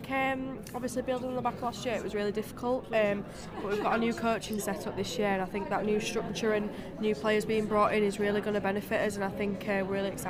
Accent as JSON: {"language": "English", "town": "Huddersfield", "region": "Yorkshire and the Humber", "country": "United Kingdom", "said": "I'm from Huddersfield."}